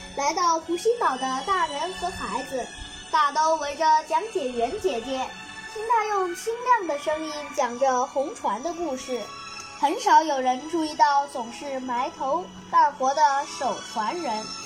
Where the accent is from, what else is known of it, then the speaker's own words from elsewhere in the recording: Nanning, Guangxi, China; 今年十岁，来自广西南宁